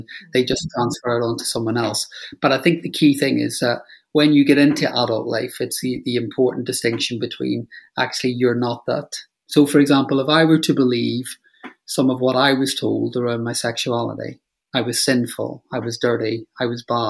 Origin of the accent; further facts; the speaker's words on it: Northern Ireland, United Kingdom; moved away; I grew up in Northern Ireland